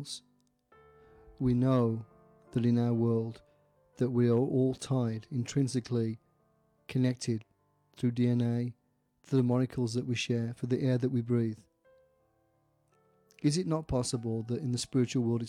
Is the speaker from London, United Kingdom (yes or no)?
no; Staffordshire, West Midlands, United Kingdom; this story actually hails out of England and from my hometown in Staffordshire.